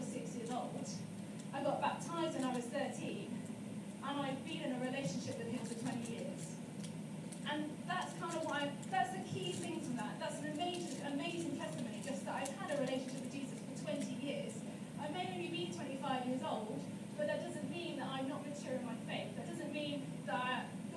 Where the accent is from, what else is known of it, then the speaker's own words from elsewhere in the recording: Chertsey, South East England, United Kingdom; now in Wales, United Kingdom; I am from England, in a little town called Chertsey